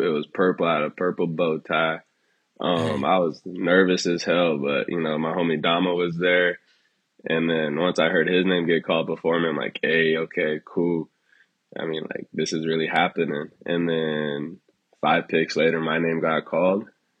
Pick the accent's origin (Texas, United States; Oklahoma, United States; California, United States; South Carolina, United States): California, United States; Long Beach; Man, life growing up here was actually good, man. You know, it was really diverse, so really never had to deal with any bullshit any time.